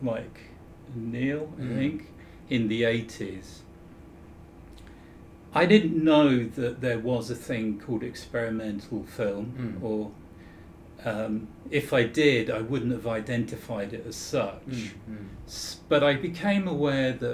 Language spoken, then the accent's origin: English; Croydon, London, United Kingdom; I grew up in Croydon